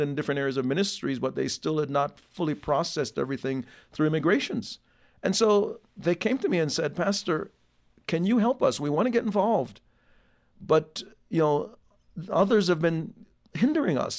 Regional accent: Jamaica; now in United States; born in Jamaica

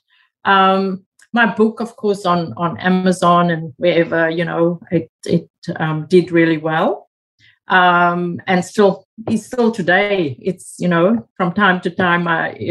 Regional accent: South Africa; moved away as an adult; now in Australia; growing up in South Africa

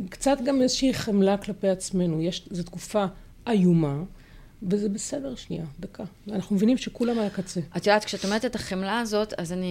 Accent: Haifa, Haifa District, Israel; אני גדלתי בחיפה וגדלתי על העצים רוב הזמן.

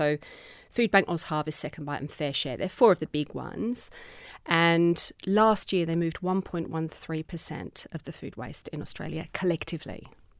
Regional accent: England, United Kingdom; that in my childhood growing up, except that I embraced the beauty of the countryside, which is where I was born in England.

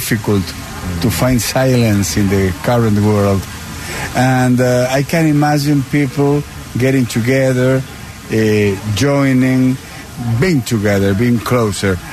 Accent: Patagonia, Argentina; moved away as an adult; now in Washington, D.C., United States; I grew up in the southern part of my country, in Patagonia

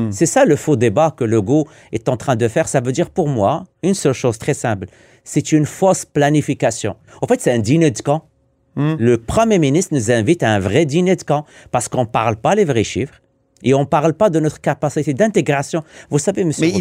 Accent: Quebec, Canada; Et moi, ça m'écœure en tant que Québécois.

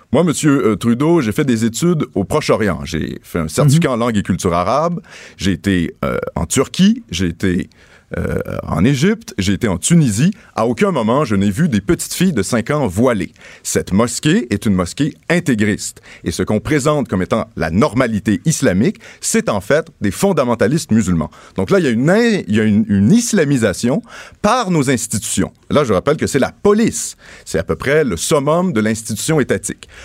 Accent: Quebec, Canada; nous avons le pouvoir, en tant que Québécois

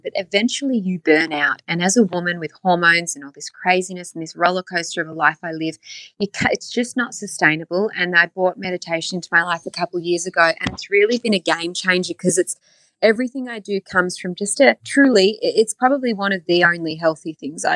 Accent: Australia; moved away as an adult; now in Los Angeles, United States; being Australian and growing up and working on TV there first

